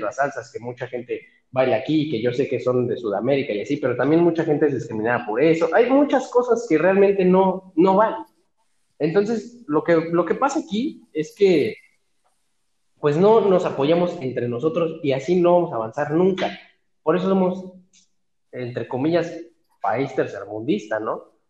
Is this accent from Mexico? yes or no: yes; Mexico; me siento orgulloso eh, como mexicano